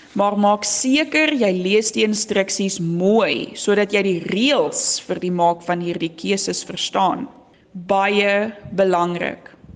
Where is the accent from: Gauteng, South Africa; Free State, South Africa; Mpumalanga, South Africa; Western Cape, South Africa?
Western Cape, South Africa; Swartland; accent: Swartland brei (rolled r); Ek kom van die Swartland af. Dis hoekom ek so lekker brei